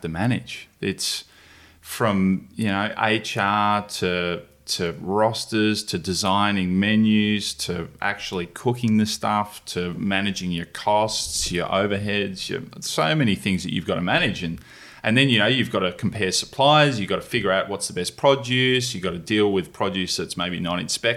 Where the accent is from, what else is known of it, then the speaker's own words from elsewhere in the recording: Tasmania, Australia; I was born in Tassie. Dad's a farmer